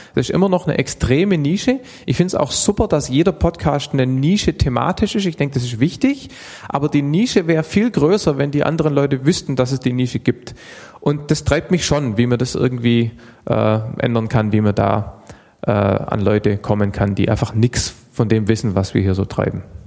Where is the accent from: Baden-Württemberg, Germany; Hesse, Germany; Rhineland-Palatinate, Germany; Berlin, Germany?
Baden-Württemberg, Germany; Stuttgart; also born or lived in Heidenheim; Ich komme aus Stuttgart, Baden-Württemberg, bin aber geboren in Heidenheim auf der Schwäbischen Alb.